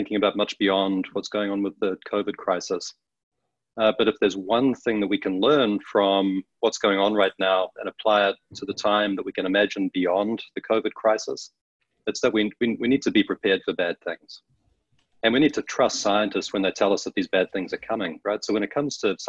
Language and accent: English; New Zealand; moved away as an adult; now in Washington, D.C., United States; I grew up in New Zealand, found my way to the States later in life